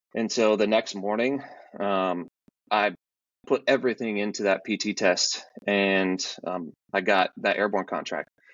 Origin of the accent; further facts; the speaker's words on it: Omaha, Nebraska, United States; I grew up in Omaha, Nebraska.